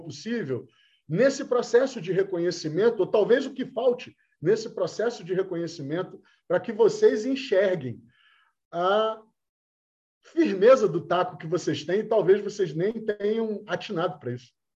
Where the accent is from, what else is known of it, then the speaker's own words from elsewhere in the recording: Rio de Janeiro, Brazil; a gente é carioca